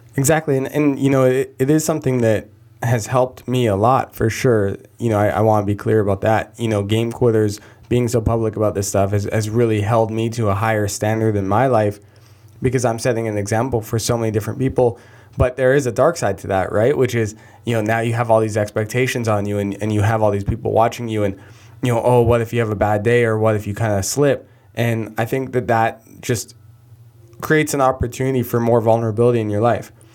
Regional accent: Canada; I'm Canadian

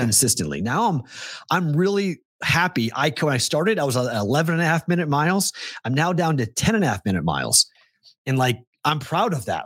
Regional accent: New England, United States; moved away as an adult; now in Las Vegas, United States; Growing up in New England

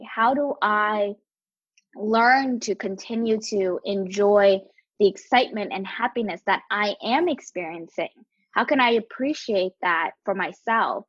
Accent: Atlantic City, New Jersey, United States; also born or lived in Camden, New Jersey; I was born in Camden, grew up in Atlantic City, and and was able to like work in New York uh, and throughout Jersey and and Philadelphia

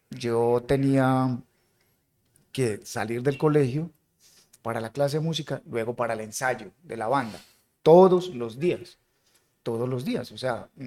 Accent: Jericó, Antioquia, Colombia; Yo tuve una niñez bonita. Yo soy de Jerico, Antioquia. Eh, empecé música allá, mi familia es de allá.

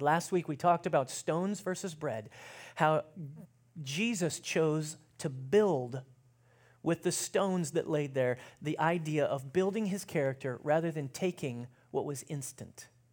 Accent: United States; as American Christians

